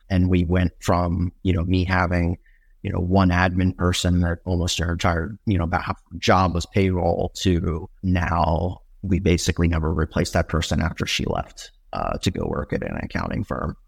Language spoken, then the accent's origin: English; Northeast, United States; moved away; I grew up in the Northeast